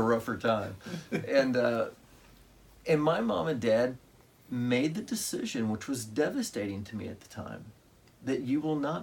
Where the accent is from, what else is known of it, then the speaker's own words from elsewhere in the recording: Mahomet, Illinois, United States; I grew up in Mahomet, Illinois, which is 9 miles from Champaign